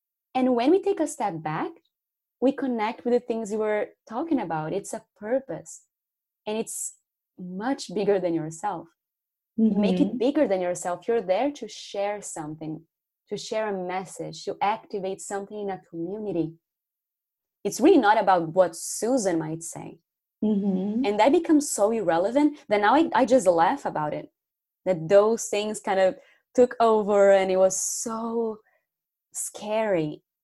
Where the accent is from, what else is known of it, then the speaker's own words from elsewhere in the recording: Brazil; English is a second language; moved away; English, it's not my native language. 99% of my Facebook didn't even speak English. And these Brazilian friends from high school